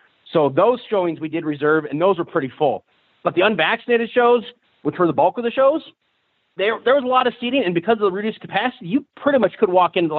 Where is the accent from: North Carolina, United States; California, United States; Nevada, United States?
Nevada, United States; Las Vegas; also born or lived in Reno; I grew up in Vegas.